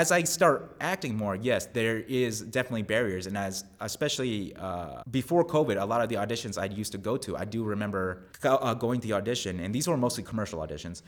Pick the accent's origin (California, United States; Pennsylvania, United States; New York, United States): New York, United States; Long Island; moved away as an adult; now in Texas, United States; where I grew up in Long Island